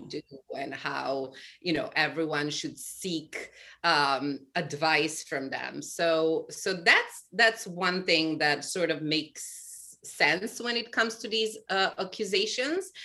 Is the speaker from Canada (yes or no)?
no; Serbia; moved away as an adult; now in New York City, United States; I was born in Serbia